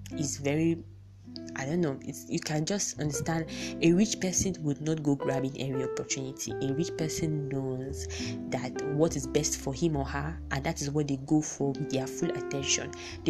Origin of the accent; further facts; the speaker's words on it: Nigeria; I'm from Nigeria